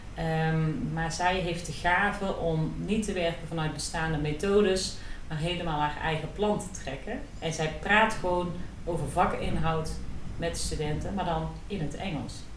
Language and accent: Dutch; Netherlands; wij Nederlanders